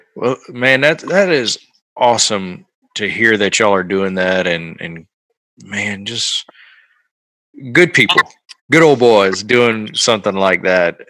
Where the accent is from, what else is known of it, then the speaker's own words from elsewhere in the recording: Louisiana, United States; also born or lived in Natchez, Mississippi; now in Texas, United States; I'm from Louisiana